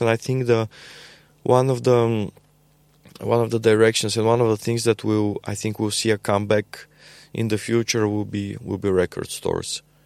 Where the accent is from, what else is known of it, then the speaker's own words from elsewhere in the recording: Bulgaria; We are from Bulgaria